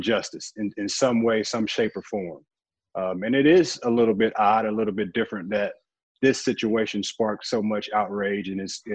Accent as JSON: {"language": "English", "town": "St. Louis", "region": "Missouri", "country": "United States", "tie": "born or raised there", "said": "I was living in St. Louis, growing up in St. Louis"}